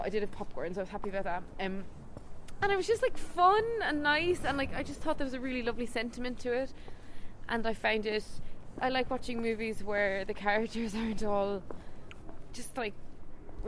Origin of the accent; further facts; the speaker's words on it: Ireland; now in London, United Kingdom; we're Irish, but we live in London.